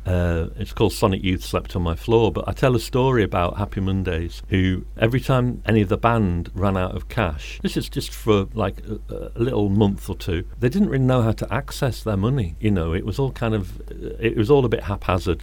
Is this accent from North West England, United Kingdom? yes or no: no; Birmingham, West Midlands, United Kingdom; moved away as an adult; now in Manchester, United Kingdom; I grew up in Birmingham and I came here in 1980 to be a student